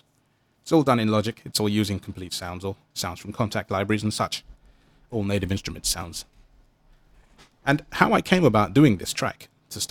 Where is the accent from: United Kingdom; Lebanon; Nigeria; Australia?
United Kingdom; London; I come from London